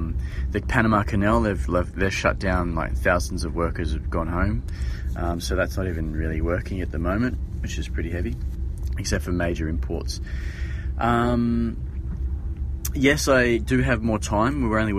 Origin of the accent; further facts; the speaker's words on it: Australia; Hey, Johnny … I'm Australian.